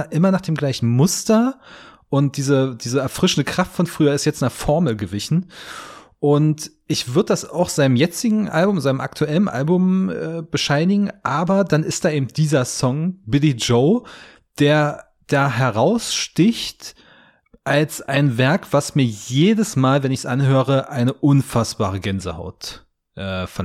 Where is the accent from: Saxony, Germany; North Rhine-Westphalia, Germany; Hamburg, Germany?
Saxony, Germany; Hoyerswerda; war ich in meiner Heimatstadt Hoyerswerda, so, so Kleinstadt 30, 40.000 Einwohner